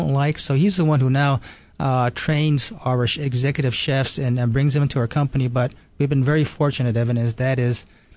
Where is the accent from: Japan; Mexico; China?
Japan; moved away; also born or lived in New York; I was born and raised in Japan